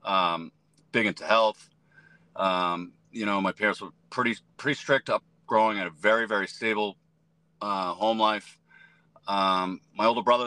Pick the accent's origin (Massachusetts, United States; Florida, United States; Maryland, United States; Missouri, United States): Massachusetts, United States; Methuen; I am from Methuen, Massachusetts